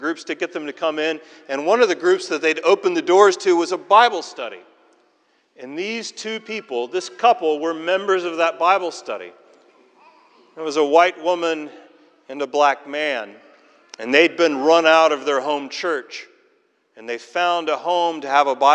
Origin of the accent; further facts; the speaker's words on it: Tennessee, United States; moved away as an adult; now in Scotland, United Kingdom; growing up in Tennessee